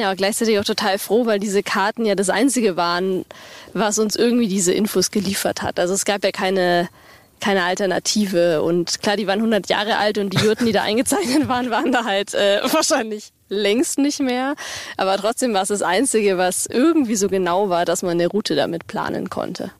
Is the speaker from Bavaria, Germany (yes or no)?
yes; Bavaria, Germany; Äh, Bayern ist für uns eigentlich Heimat. Wir kommen beide aus Bayern